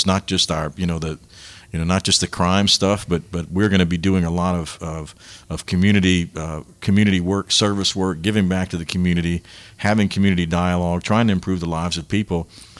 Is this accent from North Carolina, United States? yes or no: no; Abbeville, Louisiana, United States; we were not Catholic. I grew up in Abbeville.